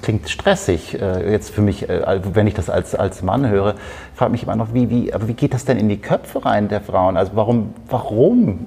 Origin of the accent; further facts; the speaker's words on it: North Rhine-Westphalia, Germany; wie man bei uns in Westfalen sagt.